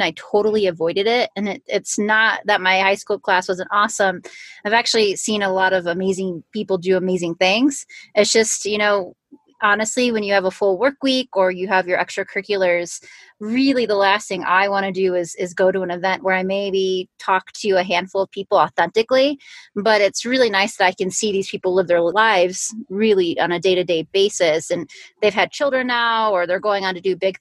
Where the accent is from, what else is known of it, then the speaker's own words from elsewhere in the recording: Illinois, United States; now in Colorado, United States; I live in Colorado now. I'm originally from Illinois